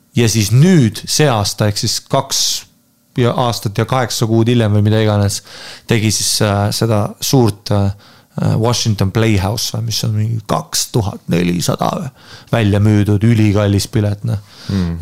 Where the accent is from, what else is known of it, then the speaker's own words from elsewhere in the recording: Estonia; ma olen Eestist